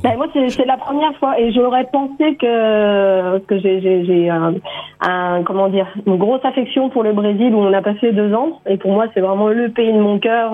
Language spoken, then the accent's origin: French; France; moved away as an adult; now in Australia; je me sens plus complètement, complètement française. Je sens bien que c'est, une partie de, c'est mes racines